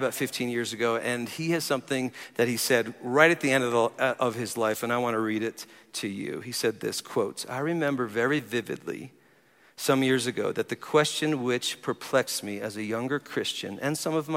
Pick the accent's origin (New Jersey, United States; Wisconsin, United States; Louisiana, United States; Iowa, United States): New Jersey, United States; moved away as an adult; also born or lived in Tulsa, Oklahoma; now in Colorado Springs, United States; I grew up in New Jersey. I've spent half my life here now. I've been here 22 years